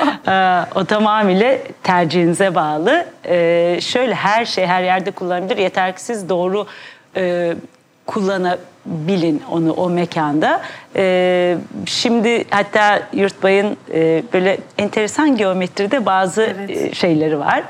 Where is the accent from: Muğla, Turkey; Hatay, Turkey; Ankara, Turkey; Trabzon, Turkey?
Ankara, Turkey; now in Istanbul, Turkey; ben Ankara doğumluyum. İstanbul'a sonra belirli bir yaşımdan sonra taşındım